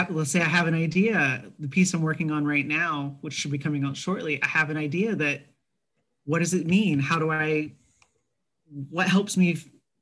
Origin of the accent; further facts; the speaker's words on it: Texas, United States; I grew up in Texas